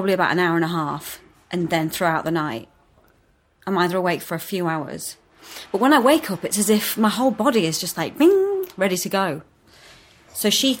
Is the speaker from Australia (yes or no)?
no; Yorkshire and the Humber, United Kingdom; also born or lived in Morley / York / Leeds; I'm from Yorkshire.